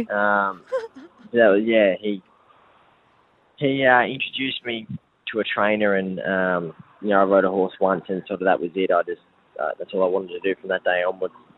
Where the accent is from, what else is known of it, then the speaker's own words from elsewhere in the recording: Victoria, Australia; moved away as an adult; also born or lived in New South Wales; now in Brisbane, Australia; I grew up in Victoria